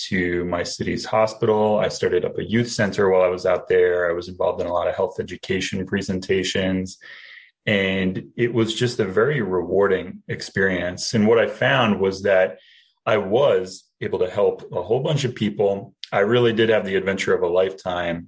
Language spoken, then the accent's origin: English; New Jersey, United States; moved away as an adult; now in Springfield, United States; I am originally from New Jersey, and I went to Rutgers University